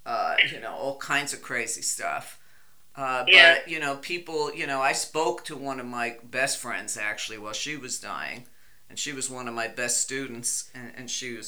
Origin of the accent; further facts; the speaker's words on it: New York City, New York, United States; I grew up in Brooklyn